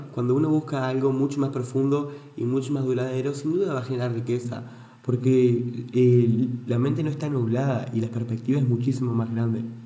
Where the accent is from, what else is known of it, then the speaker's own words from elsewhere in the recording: Entre Ríos, Argentina; now in Buenos Aires, Argentina; soy de Entre Ríos